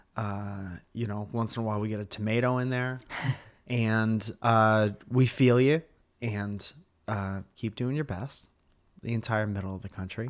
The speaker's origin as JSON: {"language": "English", "region": "Northeast", "country": "United States", "said": "we're from the Northeast and mm-hmm. we're very used to snow and ice"}